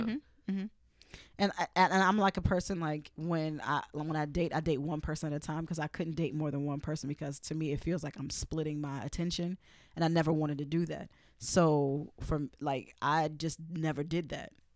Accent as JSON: {"language": "English", "town": "New York City", "region": "New York", "country": "United States", "tie": "born or raised there", "said": "being in, in, in Brooklyn"}